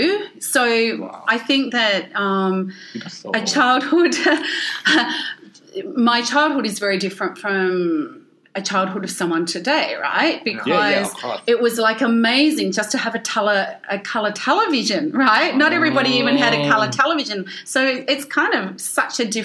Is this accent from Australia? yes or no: yes; Ballarat, Victoria, Australia; first language English; now in Melbourne, Australia; I grew up in Ballarat